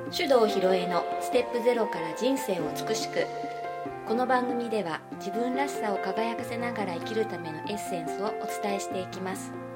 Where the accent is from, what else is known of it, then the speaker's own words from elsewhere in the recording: Sapporo, Hokkaido, Japan; 札幌生まれ札幌育ちの